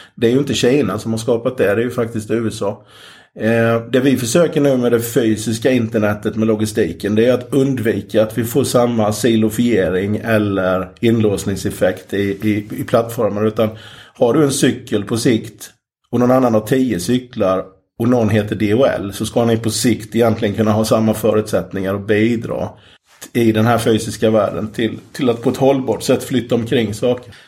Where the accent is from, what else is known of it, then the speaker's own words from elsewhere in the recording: Jönköping, Jönköping County, Sweden; Jag är från Jönköping i Småland